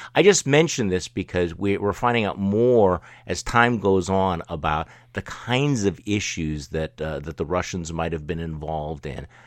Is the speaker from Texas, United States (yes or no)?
no; Milwaukee, Wisconsin, United States; my hometown here in, uh, in Milwaukee, Wisconsin